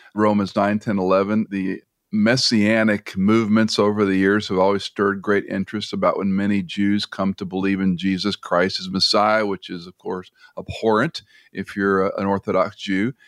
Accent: United States; as an American

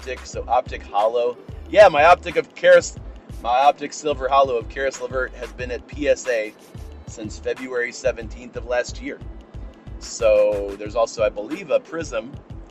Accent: Cleveland, Ohio, United States; my hometown team

